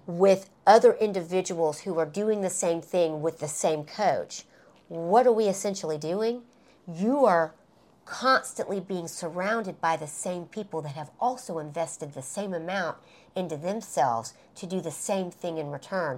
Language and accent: English; Alabama, United States; moved away; when I would go back home to my hometown in Alabama